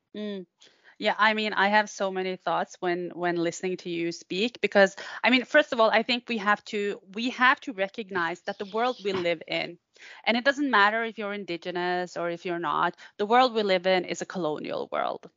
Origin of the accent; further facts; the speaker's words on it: Norway; also born or lived in Tampere, Finland; I am a Sami scholar uh, from the Norwegian side.